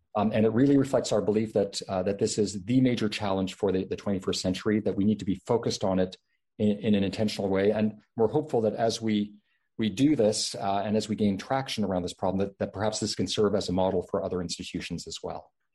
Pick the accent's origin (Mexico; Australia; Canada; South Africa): Canada; now in Stanford, United States; my home country of Canada